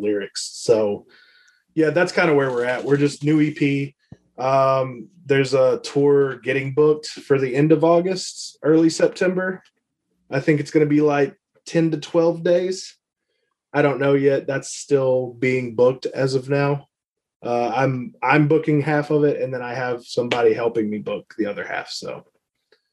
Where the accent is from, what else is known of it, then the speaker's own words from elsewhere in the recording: near Lexington, Kentucky, United States; we're Lexington. It's just Lexington, Kentucky. it's where University of Kentucky is. So we'll just go with that, 'cause that's the closest thing to us.